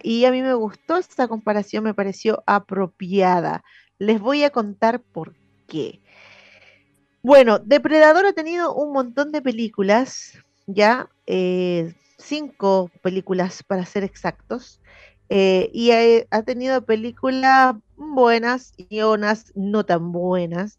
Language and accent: Spanish; Santiago, Santiago Metropolitan Region, Chile; porque somos de la periferia, porque somos del sur de Santiago